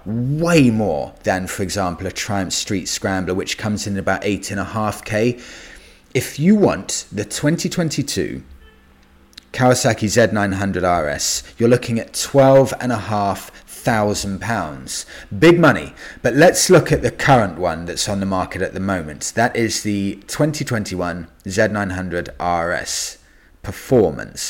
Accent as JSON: {"language": "English", "country": "United Kingdom", "said": "as a British guy"}